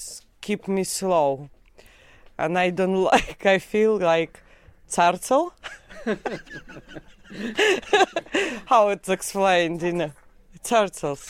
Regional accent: Riga, Latvia; English is a second language; moved away as an adult; now in United Kingdom; I am from Latvia, Riga. I am in UK for 15 years.

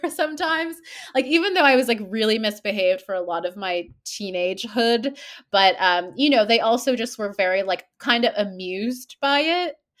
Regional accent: Toronto, Ontario, Canada; born, I was born here, um, in Toronto, and, uh, I grew up in Toronto too

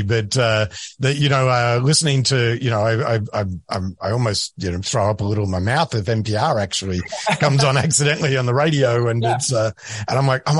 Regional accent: Australia; accent: Australian; moved away as an adult; also born or lived in Europe / South America; now in United States; But I am originally from Australia, but I've been living in the United States now for nearly 10 years. And prior to that, I lived in Europe, a little bit in South America. So my heritage is very firmly Australian

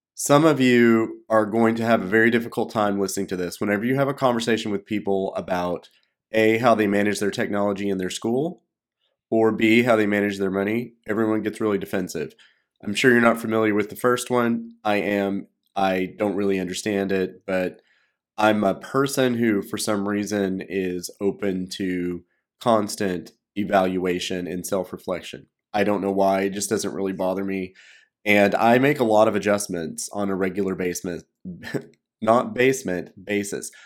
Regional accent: United States; moved away as an adult; also born or lived in China; I'm an American

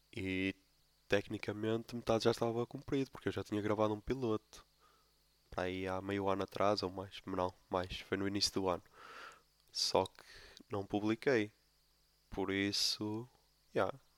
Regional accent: Póvoa de Lanhoso, Norte, Portugal; sou da Poba de Lanhoso

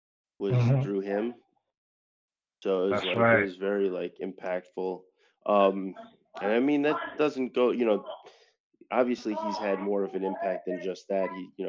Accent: Westchester County, New York, United States; So I'm actually from Westchester County. I support the 914 always.

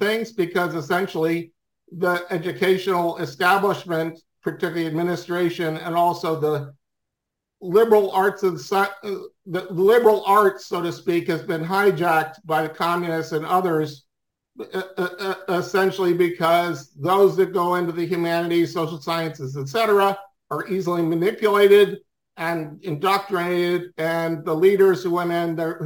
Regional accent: Swarthmore, Pennsylvania, United States; now in North Carolina, United States; I grew up in Swarthmore, Pennsylvania

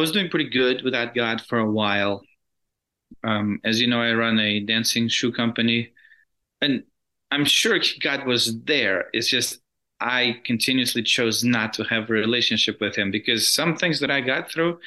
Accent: Russia; moved away; I grew up in Russia.

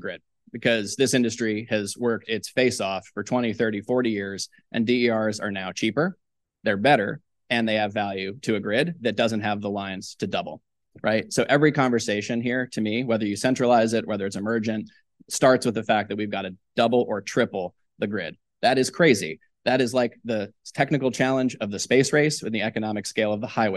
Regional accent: South Carolina, United States; now in West Virginia, United States; I'm from South Carolina. I live in a cattle farm in West Virginia.

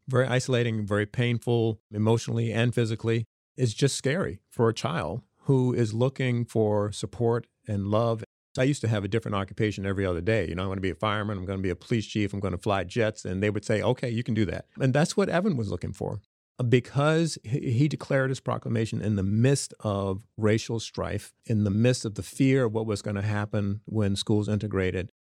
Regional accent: Smithfield, Virginia, United States; moved away; from Smithfield, Virginia, the farm boy

